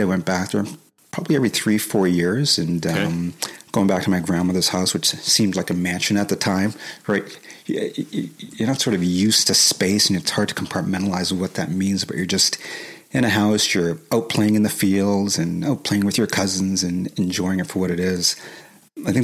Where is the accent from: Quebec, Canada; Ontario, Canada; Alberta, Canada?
Quebec, Canada; Montreal; moved away; born and raised in Montreal, Quebec, lived the early part of my childhood there